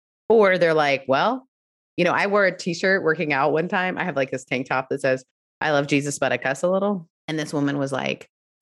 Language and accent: English; Canada; also born or lived in United Kingdom; if you know me, I'm Canadian and British. We don't raise our voices.